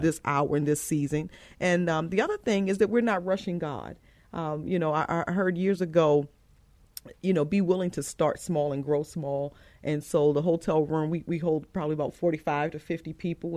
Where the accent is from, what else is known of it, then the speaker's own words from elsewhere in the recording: Baltimore, Maryland, United States; moved away as an adult; also born or lived in York, Pennsylvania / Georgia; now in San Antonio, United States; I am originally from Baltimore, Maryland, so I'm from the East Coast, and, um, I was born and raised there